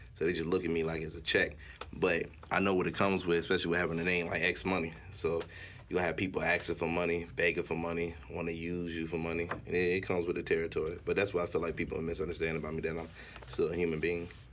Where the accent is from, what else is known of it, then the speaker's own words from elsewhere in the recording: Gainesville, Florida, United States; I'm from North Florida, so we ain't really had no beaches like around us. So oh. North Florida, Gainesville, Florida.